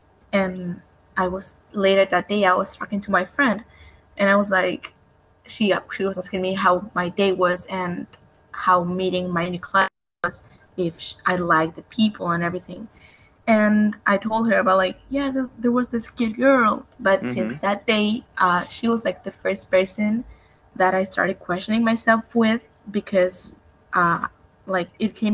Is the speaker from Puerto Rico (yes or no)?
no; Buenos Aires, Argentina; I'm from Argentina, Buenos Aires